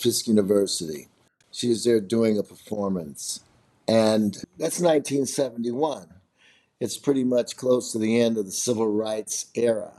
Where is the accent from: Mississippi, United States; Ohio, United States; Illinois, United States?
Illinois, United States; Chicago; also born or lived in Nashville; I'm from Chicago